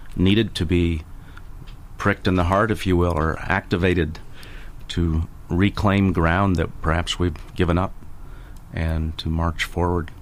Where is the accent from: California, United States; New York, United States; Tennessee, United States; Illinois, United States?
Illinois, United States; now in Tampa area, United States; living in my home state of Illinois